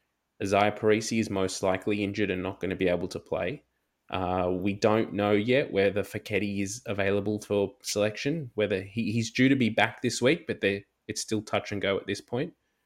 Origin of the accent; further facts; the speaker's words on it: Australia; it is kind of where we sit as Australian rugby fans at the moment